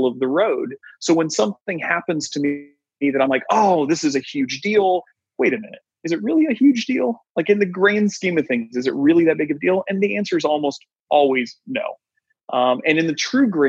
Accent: Kansas City, Missouri, United States; I grew up with on the Kansas City side.

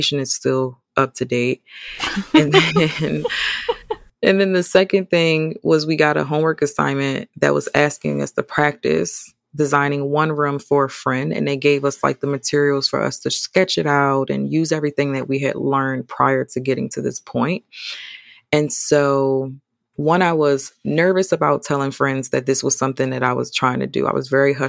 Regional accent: Atlantic City, New Jersey, United States; moved away as an adult; now in Charlotte, United States; I'm from New Jersey.

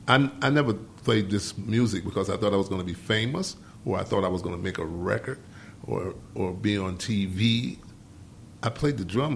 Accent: Detroit, Michigan, United States; I'm not from New York. From Detroit, of course.

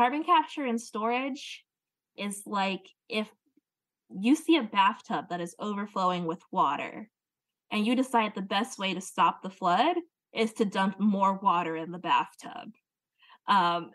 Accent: Louisiana, United States; In my home state of Louisiana

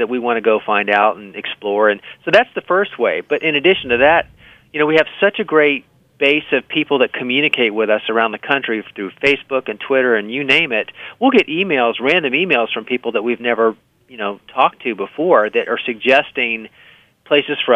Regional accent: Miami, Florida, United States; I grew up in Miami.

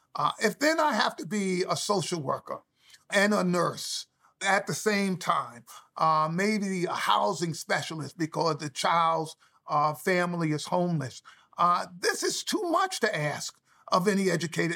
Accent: New York City, New York, United States; I grew up in the South Bronx

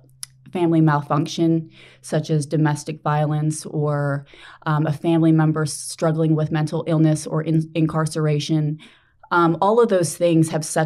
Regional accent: New Jersey, United States; moved away as an adult; I'm from New Jersey

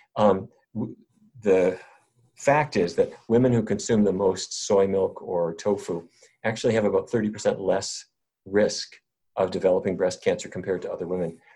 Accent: North Dakota, United States; I grew up in North Dakota

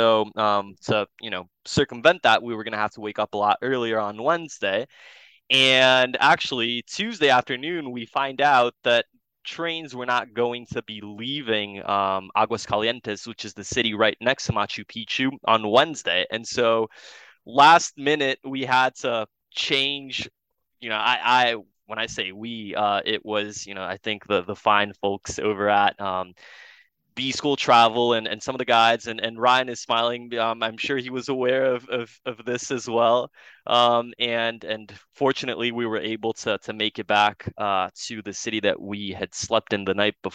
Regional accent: Brazil; now in Ann Arbor, United States; I'm from South America myself. I'm from Brazil

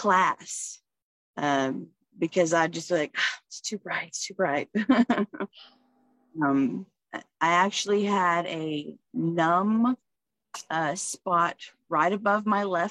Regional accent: Fort Worth, Texas, United States; now in Waco, United States; I'm born in Fort Worth, but I'm in Waco, Texas

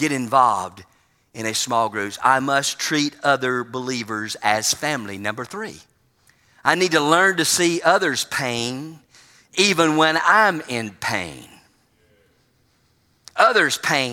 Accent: United States; being from the United States

